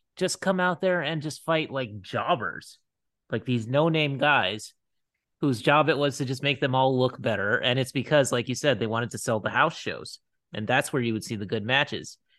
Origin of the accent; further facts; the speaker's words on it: Hawaii, United States; moved away as an adult; I grew up in Hawaii